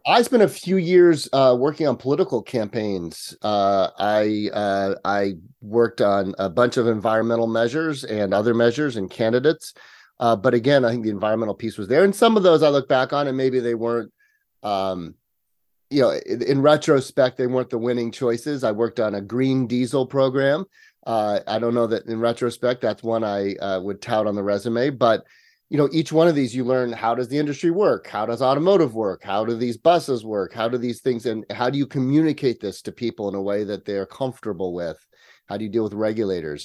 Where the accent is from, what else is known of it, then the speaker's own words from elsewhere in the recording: near Yosemite National Park, Sierra Nevada, California, United States; I am a native Californian. Um, I was actually raised in the country. I grew up just outside of Yosemite National Park, uh, up in the Sierra Nevada.